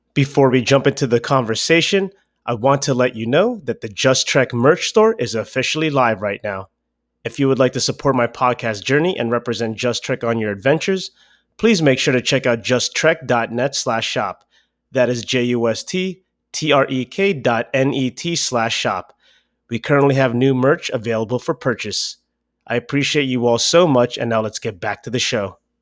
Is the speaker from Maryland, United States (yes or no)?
yes; Baltimore, Maryland, United States; moved away as an adult; now in Los Angeles, United States; I'm from Baltimore, Maryland originally